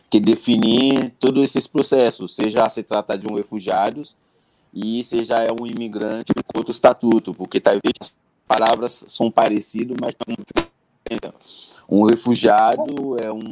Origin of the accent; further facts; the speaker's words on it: Haiti; Portuguese is a second language; moved away as an adult; now in Brazil; eu sou haitiano, Bob. Eu cheguei no Brasil em 2010.